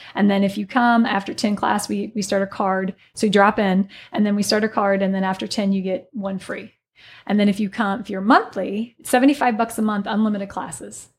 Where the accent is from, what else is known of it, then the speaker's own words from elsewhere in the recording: Alton, Illinois, United States; moved away as an adult; I'm originally from the Alton, Godfrey area